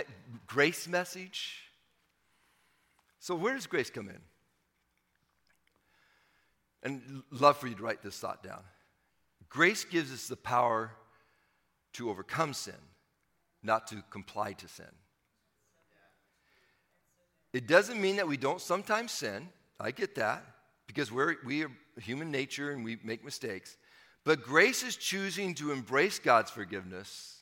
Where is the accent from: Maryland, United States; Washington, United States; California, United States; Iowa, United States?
Washington, United States; Sumner; I grew up in Washington State, and my dad took a church in Sumner, Washington